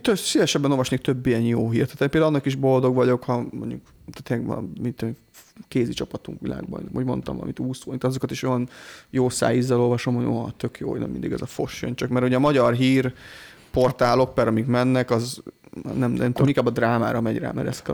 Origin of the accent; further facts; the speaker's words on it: Hungary; büszke vagyok rá, hogy magyar vagyok